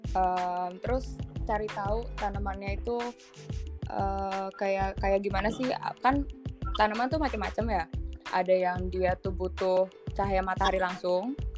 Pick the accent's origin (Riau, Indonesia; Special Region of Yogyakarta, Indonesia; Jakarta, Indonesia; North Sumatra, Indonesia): Jakarta, Indonesia; aku dari kecil di kota di Jakarta um, tumbuh melihat pohon ditebangin